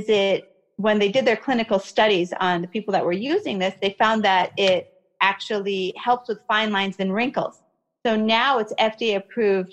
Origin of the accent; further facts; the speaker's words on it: United States; also born or lived in Kuwait / Iraq; I was born in Kuwait and came to America when I was about one